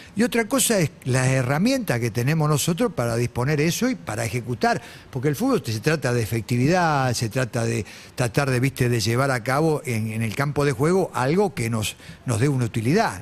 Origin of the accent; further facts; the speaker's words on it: Argentina; moved away as an adult; also born or lived in Peru; como Argentina, como nosotros